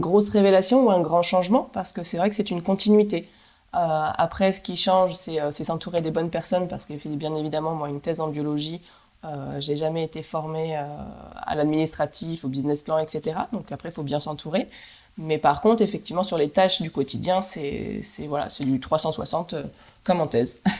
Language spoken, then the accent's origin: French; Nantes, Pays de la Loire, France; moved away as an adult; also born or lived in Canada; je suis retournée à Nantes, ma ville natale